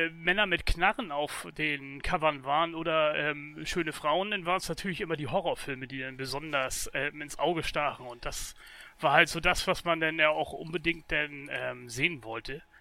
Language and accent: German; Itzehoe, Schleswig-Holstein, Germany; Moin moin, schönen Gruß aus dem Norden.